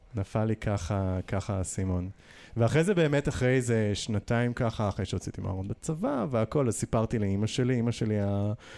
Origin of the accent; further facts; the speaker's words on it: Nahariya, Northern District, Israel; moved away; also born or lived in Jerusalem / New York / Tel Aviv; נער שהתבגר בנהריה, בין גם להורים שעלו מברית המועצות